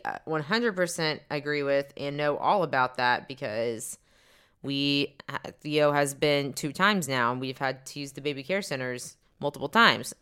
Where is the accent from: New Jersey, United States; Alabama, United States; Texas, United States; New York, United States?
Texas, United States; Dallas; We are a couple from Dallas, Texas, uh, married couple